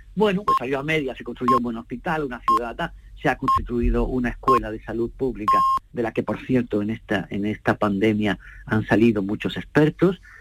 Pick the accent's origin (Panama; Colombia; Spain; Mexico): Spain; Seville, Andalusia; Sevilla sí, claro, es mi, raíz